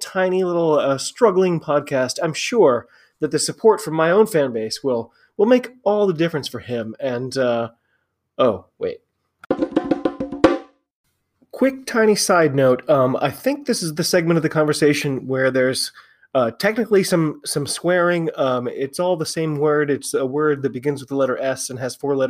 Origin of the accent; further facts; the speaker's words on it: United States; I'm an American rugby fan